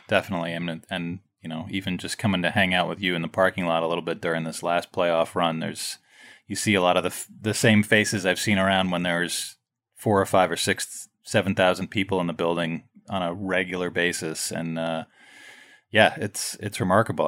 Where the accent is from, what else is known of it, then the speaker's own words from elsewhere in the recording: New York City, New York, United States; I grew up right near Madison Square Garden